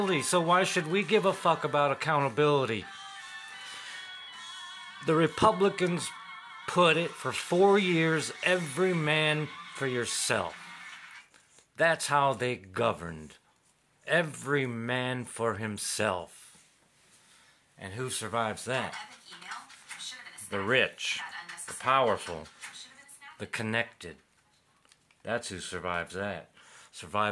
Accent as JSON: {"language": "English", "country": "United States", "tie": "born or raised there", "said": "I was raised in Middletown, America"}